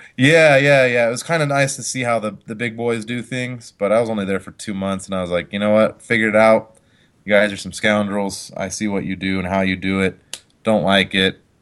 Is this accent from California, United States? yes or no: no; Colorado, United States; also born or lived in Utah; I moved here when I was about five